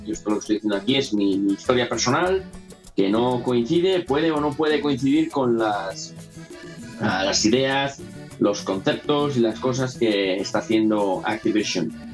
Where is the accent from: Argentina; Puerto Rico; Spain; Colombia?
Spain; first language Spanish; moved away as an adult; now in United States; yo soy español y bueno, aunque soy ahora ya soy aquí ciudadano norteamericano, pero yo soy, yo español, mi primer idioma es el español, y, la, la, vida que tuve en España, los 20 años que viví en España antes de venirme aquí